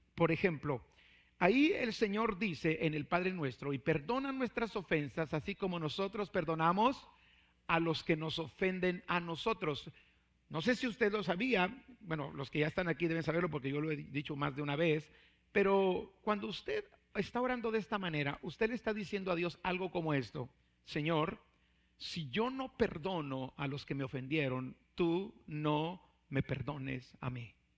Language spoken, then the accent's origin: Spanish; Mexico; siendo mexicanos